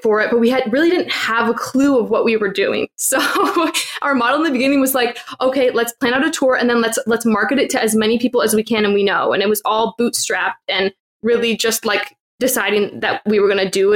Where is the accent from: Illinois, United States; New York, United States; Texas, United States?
Illinois, United States; moved away as an adult; also born or lived in Orlando / Vietnam; I grew up in the Midwest in Illinois, so I'm very friendly